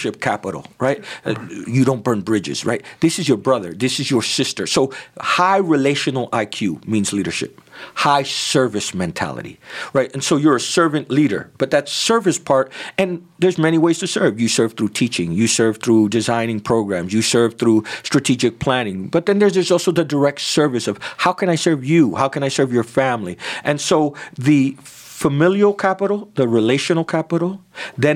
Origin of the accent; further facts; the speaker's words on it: New Jersey, United States; moved away; also born or lived in Manhattan, New York; I'm a Jersey Rican. I was born in New Jersey of Puerto Rican parents.